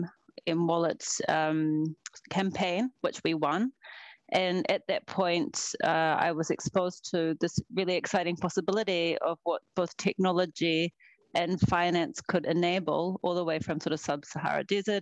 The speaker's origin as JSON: {"language": "English", "country": "New Zealand", "also_born_or_lived": "Sweden", "moved": "as an adult", "lives_now": "Stockholm, Sweden", "said": "even though I live in Sweden, I'm from New Zealand originally."}